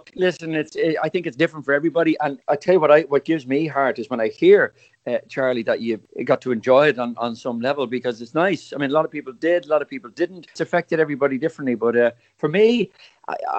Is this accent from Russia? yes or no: no; Dublin, Leinster, Ireland; I'm from Dublin still, all these years